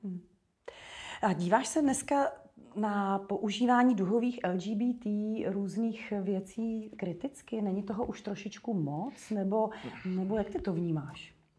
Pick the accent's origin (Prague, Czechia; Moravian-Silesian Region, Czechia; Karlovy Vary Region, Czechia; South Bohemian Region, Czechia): Karlovy Vary Region, Czechia; Velichov; Z hrdě z vesnice, teda z Velichova